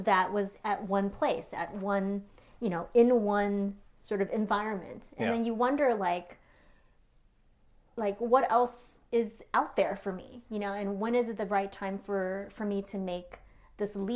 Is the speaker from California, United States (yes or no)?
yes; Bay Area, California, United States; both our families are here. We grew up in the Bay Area